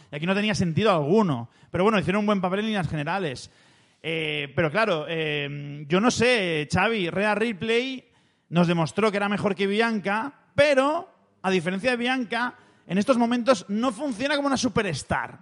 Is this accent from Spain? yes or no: yes; Spain; nosotros somos de España